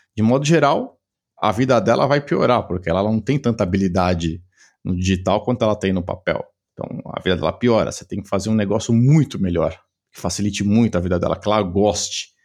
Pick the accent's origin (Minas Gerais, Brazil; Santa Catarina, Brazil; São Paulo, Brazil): São Paulo, Brazil; sou de São Paulo, né? Dá para o pessoal talvez veja pelo sotaque aqui um pouquinho diferente